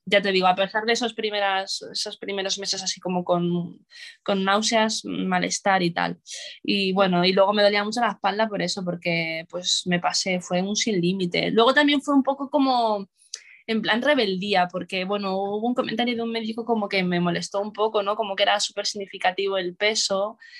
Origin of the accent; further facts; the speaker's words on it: Madrid, Community of Madrid, Spain; soy de Madrid.